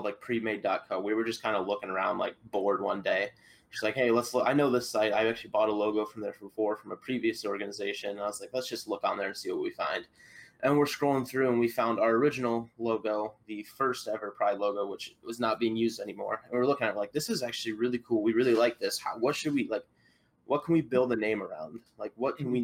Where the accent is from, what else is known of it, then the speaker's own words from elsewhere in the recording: Iowa, United States; I'm from Iowa